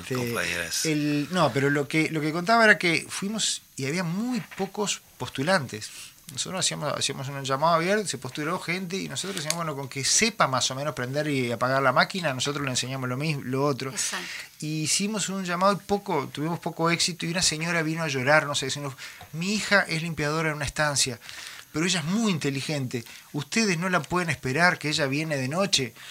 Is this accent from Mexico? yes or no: no; Montevideo, Uruguay; yo nací en Montevideo, me crié en Montevideo